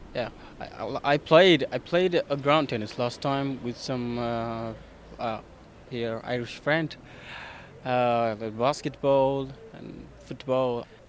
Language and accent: English; Ethiopia; moved away as an adult; also born or lived in Dublin; now in Ireland; I'm from Ethiopia.